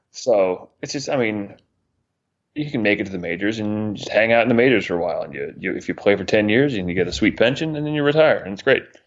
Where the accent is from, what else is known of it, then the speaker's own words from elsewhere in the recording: Northeast, United States; Growing up in the Northeast